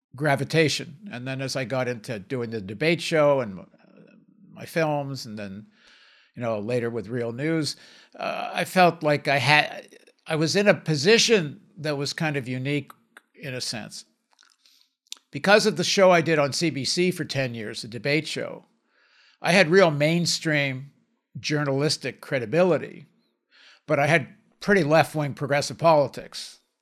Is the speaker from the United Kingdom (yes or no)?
no; Canada; they came back to Canada, and, and then I, as a result of that, I was born in Canada